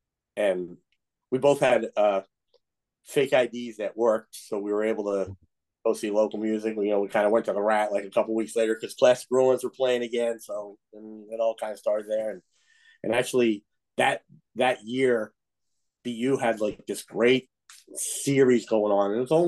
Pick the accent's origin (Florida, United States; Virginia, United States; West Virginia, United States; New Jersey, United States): New Jersey, United States; Trenton; moved away as an adult; also born or lived in Yardley, Pennsylvania; now in Boston, United States; So I'm not originally from the Boston area. I grew up in Trenton, New Jersey, and across the Delaware River in Yardley, Pennsylvania, where I went to high school, and basically came up here in 1981.